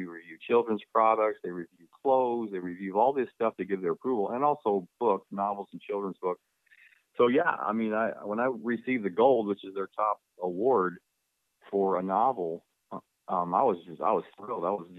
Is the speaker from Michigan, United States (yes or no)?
no; Ohio, United States; born there; You know, I was born in Ohio, and I have so many relatives living in West Virginia, and my dad was born there